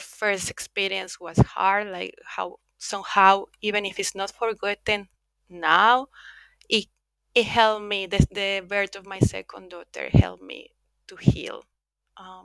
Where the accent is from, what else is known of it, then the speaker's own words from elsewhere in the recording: Mexico; moved away as an adult; also born or lived in United Kingdom; now in Finland; I'm originally from Mexico, but I left Mexico when I was 24 years old